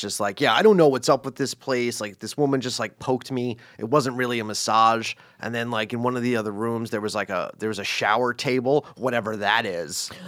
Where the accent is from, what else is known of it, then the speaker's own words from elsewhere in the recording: East Coast, United States; East Coast American